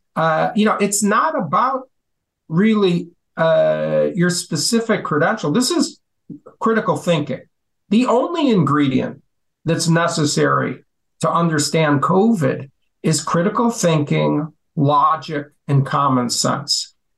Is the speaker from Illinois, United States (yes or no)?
yes; Chicago, Illinois, United States; I was born uh, in the Chicago in Chicago itself